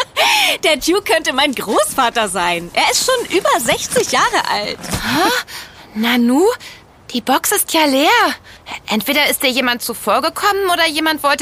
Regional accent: East of England, United Kingdom; German is a second language; Die Stadt gehört übrigens zur Grafschaft Norfolk. Also, nochmal willkommen in meiner Heimat.

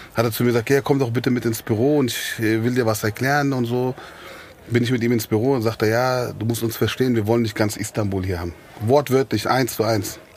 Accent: Frankfurt, Hesse, Germany; also born or lived in Griesheim, Frankfurt; eigentlich bin ich äh, gebürtiger Sachsenhausener. Ich bin, ah. habe meine Kindheit in Sachsenhausen verbracht

